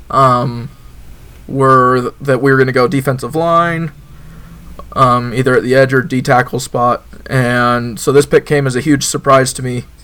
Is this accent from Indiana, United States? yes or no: no; Utah, United States; I'm from Utah